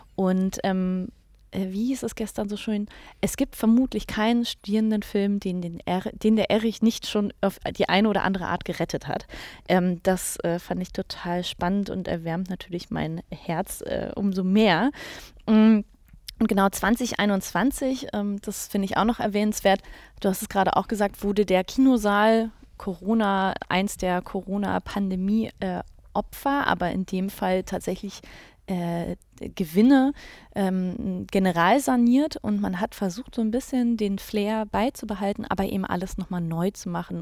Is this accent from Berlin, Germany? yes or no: yes; Berlin, Germany; als Berlinerin